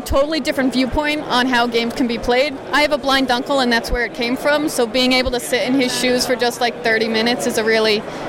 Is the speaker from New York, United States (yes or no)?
yes; Long Island, New York, United States; I'm from Long Island, New York.